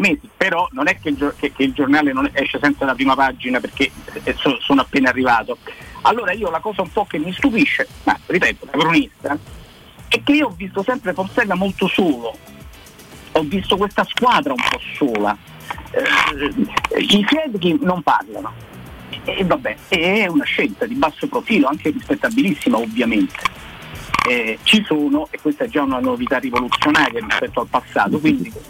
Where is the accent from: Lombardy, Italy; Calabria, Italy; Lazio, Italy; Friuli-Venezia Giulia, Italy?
Lazio, Italy; Rome; io sono cresciuto a San Giovanni